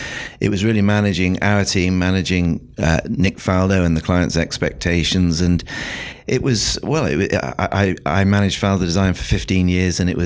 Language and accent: English; South West England, United Kingdom; now in London, United Kingdom; I'm from London. I live in London now. I actually grew up in the West Country of England